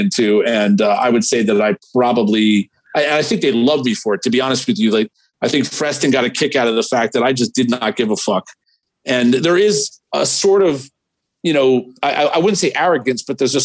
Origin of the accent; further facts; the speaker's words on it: New York City, New York, United States; New York City. Born and bred, 56th and between First and Sutton.